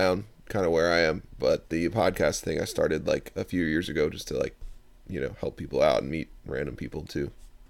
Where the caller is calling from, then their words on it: Baltimore area, Maryland, United States; I'm calling you from the East Coast, kind of near the D.C., uh-huh. Baltimore area